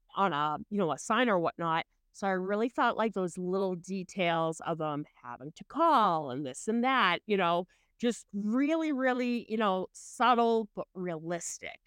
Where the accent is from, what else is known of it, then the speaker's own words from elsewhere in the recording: Boston, Massachusetts, United States; I'm from Massachusetts, so Boston